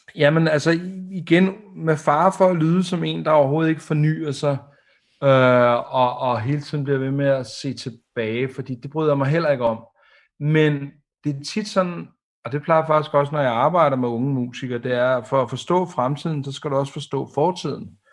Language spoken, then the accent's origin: Danish; Denmark; som dansker